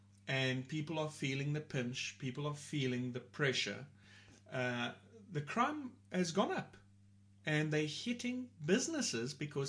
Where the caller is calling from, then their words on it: Port Elizabeth, Eastern Cape, South Africa; I'm talking here from South Africa. We're in a city called Port Elizabeth.